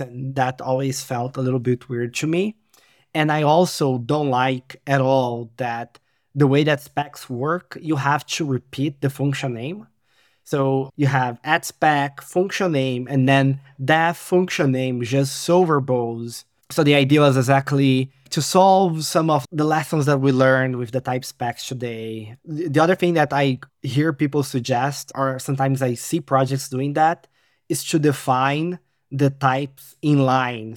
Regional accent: Brazil; now in Poland; I am, uh, Brazilian, living in Poland

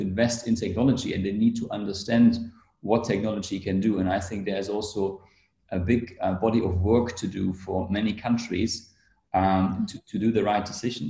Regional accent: Germany; I come from Germany

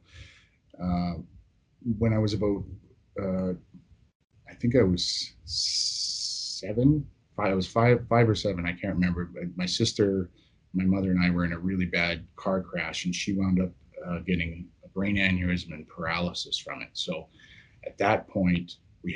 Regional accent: Yukon, Canada; born and raised in the Yukon, very much an outdoor oriented childhood

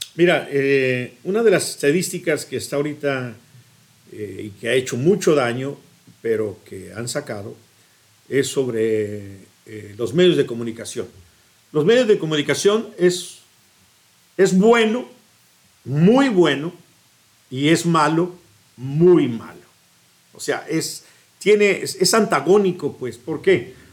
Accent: Guadalajara, Jalisco, Mexico; moved away as an adult; also born or lived in Tlaltenango, Zacatecas / Chicago; ahí fui a, ir la primaria, la, a la primaria, a la secundaria y a la prepa

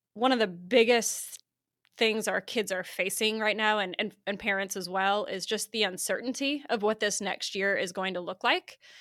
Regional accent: Iowa, United States; now in Oklahoma, United States; I grew up in Iowa, um, the great state of Iowa

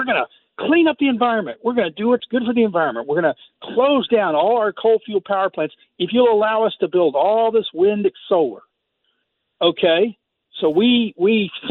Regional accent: Texas, United States; I grew up in Texas.

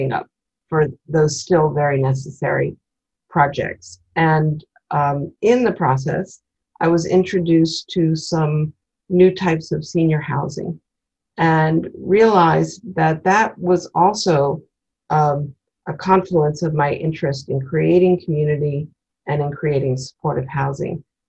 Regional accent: Washington, District of Columbia, United States; moved away; also born or lived in Maryland / Berkeley; I grew up in Washington, D.C.

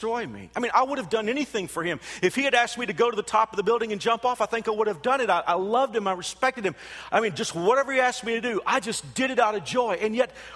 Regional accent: Texas, United States; moved away as an adult; also born or lived in Houston, Texas; now in Kansas, United States; I'm not from Kansas. I am a Texan. I know, and that Texans are insufferable, but I am from Texas

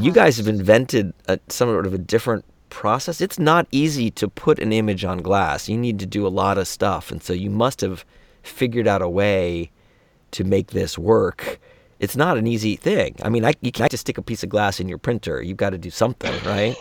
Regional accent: Gainesville, Florida, United States; I was raised in Gainesville

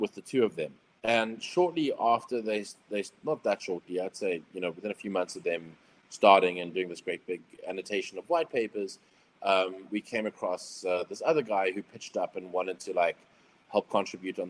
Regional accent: South Africa; being South African

